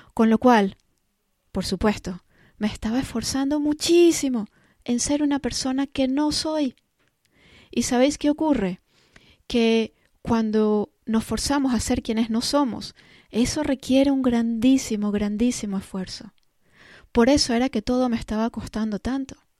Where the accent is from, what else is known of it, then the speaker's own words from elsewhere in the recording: Caracas, Capital District, Venezuela; moved away; also born or lived in London; Yo nací en Caracas, Venezuela, y en aquella época, pues vivíamos en, Caracas